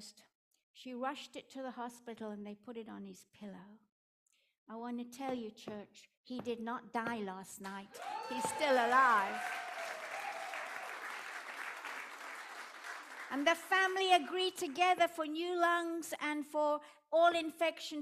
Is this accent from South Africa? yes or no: yes; South Africa; accent: Afrikaans; my Afrikaans accent